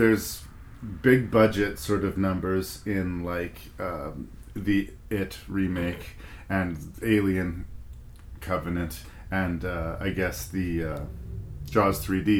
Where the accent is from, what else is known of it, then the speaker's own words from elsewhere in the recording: Canada; I am Canadian